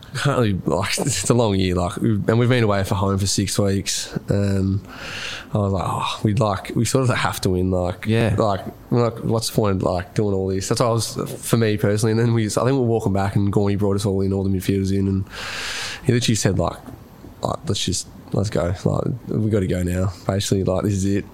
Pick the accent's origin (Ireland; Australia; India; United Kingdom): Australia; Rupanyup, Victoria; I'm from Rupner.